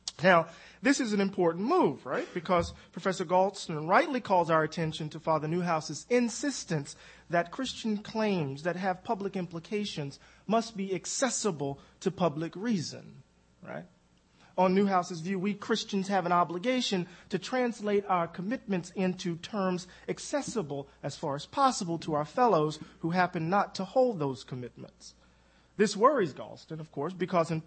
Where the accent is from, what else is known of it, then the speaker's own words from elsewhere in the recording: Mississippi, United States; I'm from Mississippi